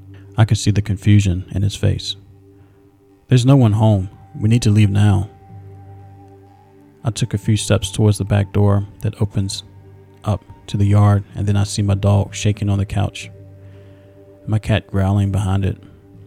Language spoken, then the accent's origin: English; Iowa, United States; I am from Iowa, and the winters here get cold at night.